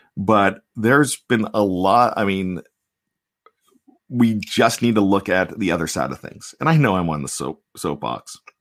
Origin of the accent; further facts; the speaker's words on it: Johnstown, Pennsylvania, United States; now in Maryland, United States; I grew up in Johnstown, Pennsylvania, about 65 miles east of of uh, Pittsburgh.